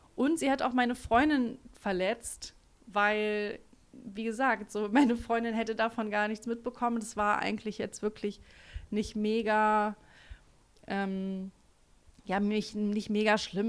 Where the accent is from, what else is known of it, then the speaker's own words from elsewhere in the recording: Germany; accent: German accent in English; Ich habe auch einen ganz schlimmen englischen Akzent, äh, deutschen, englischen